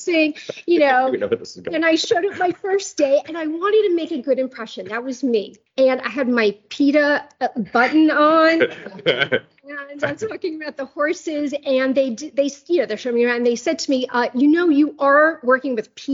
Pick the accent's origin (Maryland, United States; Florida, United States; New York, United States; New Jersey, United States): New York, United States; New York City; I was born and raised in Queens, which is a borough of New York City